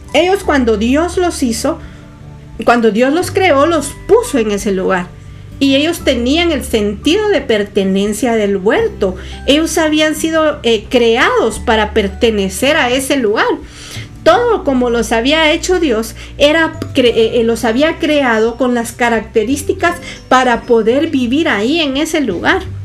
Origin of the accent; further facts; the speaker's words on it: Guatemala; Yo soy guatemalteca